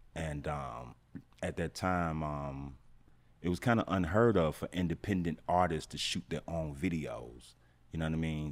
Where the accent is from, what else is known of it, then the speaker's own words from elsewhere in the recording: Atlanta, Georgia, United States; also born or lived in St. Louis, Missouri; I'm from Atlanta, but I was staying in Saint Louis